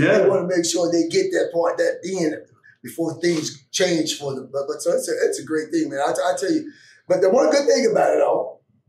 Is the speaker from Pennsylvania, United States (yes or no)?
yes; Pittsburgh, Pennsylvania, United States; And I grew up in the Pittsburgh area.